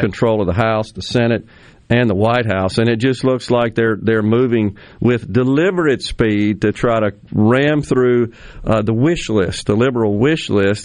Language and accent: English; Jackson, Mississippi, United States; having lived in Mississippi all but six years of uh, my life, born and right. raised here